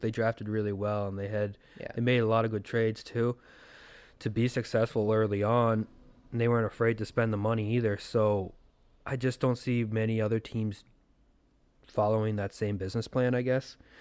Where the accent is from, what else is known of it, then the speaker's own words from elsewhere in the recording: Canada; As a Canadian